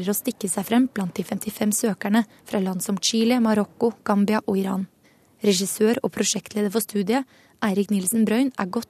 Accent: Norway; Altså, jeg ser jo kanskje ut som jeg kunne vært en afroamerikaner, men jeg er jo ikke det. Og jeg er jo norsk.

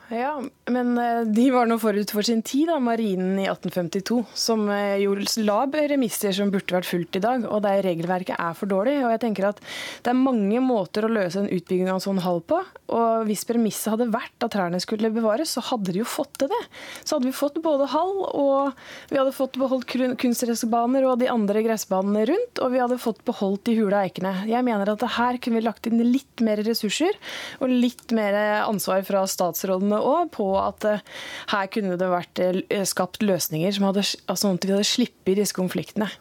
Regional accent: Andebu, Vestfold, Norway; Jeg er jo fra Høyord i Andebu i Vestfold, og da har jeg en stavkirke

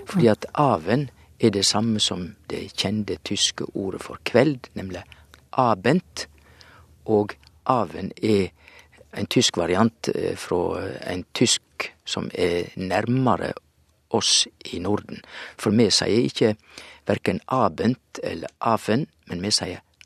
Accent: Western Norway, Norway; moved away; hjemme på Vestlandet sier vi òg at eh, ja, det er udypt

